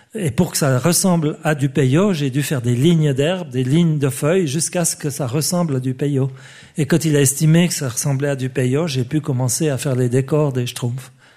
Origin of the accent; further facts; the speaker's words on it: Switzerland; je suis suisse